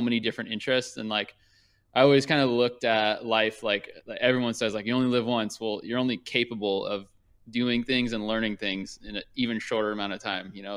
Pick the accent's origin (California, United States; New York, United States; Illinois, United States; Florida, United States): California, United States; Thousand Oaks; also born or lived in Newport Beach, California / Orange County, California; I grew up in Thousand Oaks